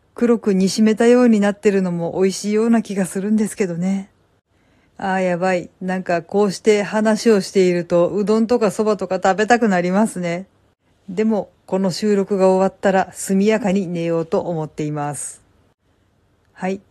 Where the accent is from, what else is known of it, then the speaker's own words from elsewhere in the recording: Kansai, Japan; もともと私も夫も関西人なので